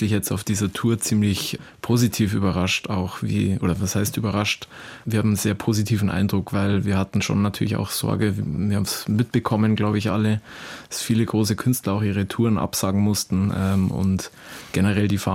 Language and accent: German; Southern Germany, Germany; Italien äh, an sich für uns als äh, Süddeutsche ist natürlich ein beliebtes Urlaubs- und Reiseziel.